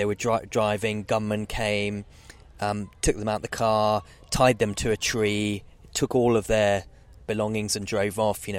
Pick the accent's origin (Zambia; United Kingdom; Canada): Zambia; North-Western Province; moved away as an adult; I was born in Zambia, a very, very remote part of Zambia. So the sort of northwest province, right on the source of the sort of very famous Zambezi River that goes into Victoria Falls.